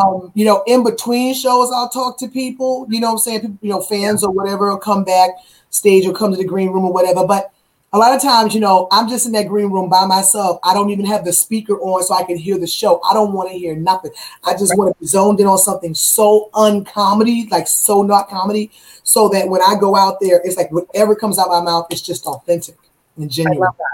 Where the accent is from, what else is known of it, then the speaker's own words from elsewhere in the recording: Virginia, United States; moved away; I had interviews in my hometown of Virginia